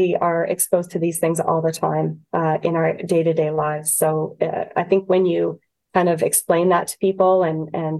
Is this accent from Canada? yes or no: yes; Canada; as a Canadian